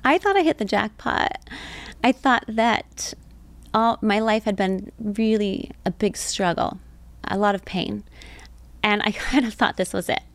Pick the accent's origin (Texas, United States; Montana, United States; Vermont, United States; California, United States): California, United States; Temecula; also born or lived in Orange County, California; I was born in Orange County, but we moved when I was seven. So, um, most of what I remember is growing up in Temecula, Southern yeah. California